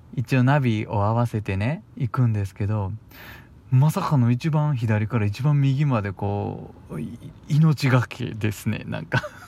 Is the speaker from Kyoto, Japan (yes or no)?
yes; Kyoto, Japan; accent: Kansai-ben; also born or lived in Fukuoka; now in Osaka, Japan; 僕長いこと小さい頃から住んでたのは京都なんですよでちょっとだけ福岡に引っ越してたこともいたこともあっで、今大阪でしょ